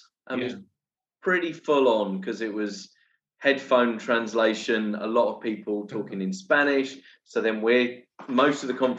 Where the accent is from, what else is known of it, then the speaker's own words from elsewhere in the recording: England, United Kingdom; now in Brazil; me and Andy have this challenge of being English